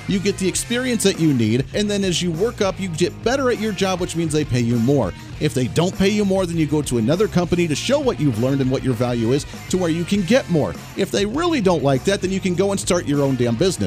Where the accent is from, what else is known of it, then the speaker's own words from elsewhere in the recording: Colorado, United States; moved away; my home state, coming from the Bailey area, Colorado Springs area